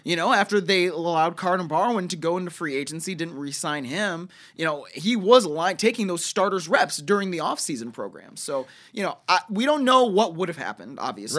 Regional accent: Cleveland, Ohio, United States; somebody that grew up in Cleveland

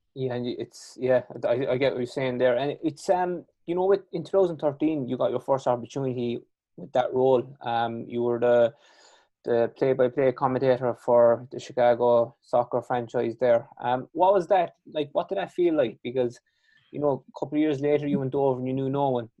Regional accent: Kerry, Munster, Ireland; accent: strong Irish and Kerry; I have a strong Irish and Kerry accent

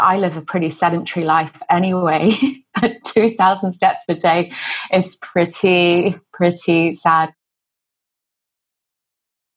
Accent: England, United Kingdom; moved away as an adult; now in Hong Kong; I'm originally from England. I'm a British-born Chinese

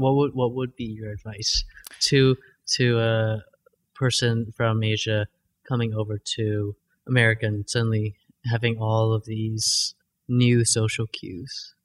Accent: New Hampshire, United States; I grew up in New Hampshire

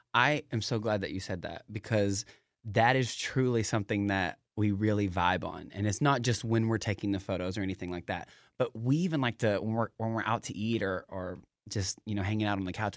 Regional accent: Knoxville, Tennessee, United States; moved away as an adult; now in Seattle, United States; I am from Knoxville, Tennessee. So I, I, I'm in Seattle now, so I, I tone it down every now and then

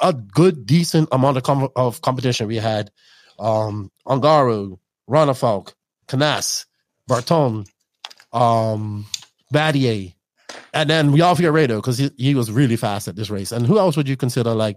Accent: Bermuda; I grew up around a big Portuguese culture in Bermuda

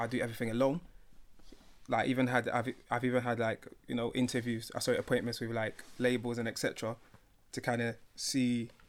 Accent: London, United Kingdom; I'm from South London. I grew up in like a kind of rough environment.

